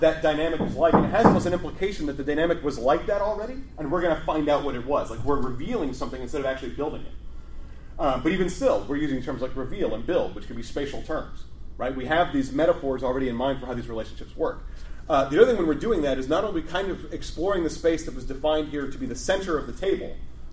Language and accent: English; Chicago, Illinois, United States; here's Chicago. This is my hometown.